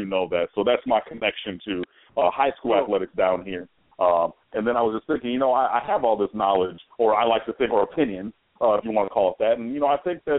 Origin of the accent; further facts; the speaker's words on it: Detroit, Michigan, United States; moved away as an adult; also born or lived in Miami, Florida; When I was growing up in Detroit, I grew up as a Michigan fan